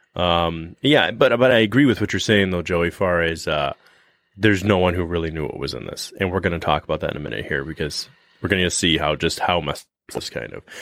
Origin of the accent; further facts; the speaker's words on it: Michigan, United States; we're from Michigan